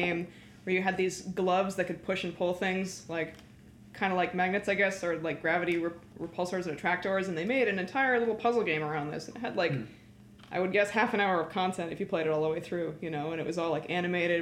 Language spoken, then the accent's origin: English; Canada; I'm Canadian